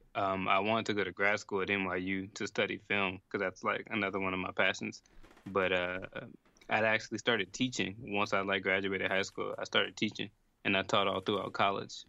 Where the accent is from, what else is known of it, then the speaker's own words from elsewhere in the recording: New Orleans, Louisiana, United States; moved away as an adult; also born or lived in Boston / New York City; now in Italy; growing up in New Orleans